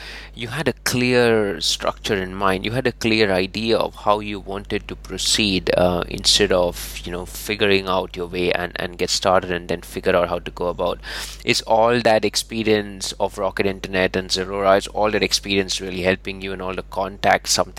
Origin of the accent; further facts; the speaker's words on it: India; moved away as an adult; now in United Kingdom; I'm from India